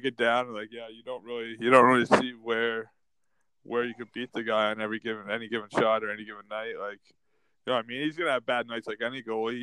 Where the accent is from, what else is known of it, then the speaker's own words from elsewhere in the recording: Canada; we are Canadian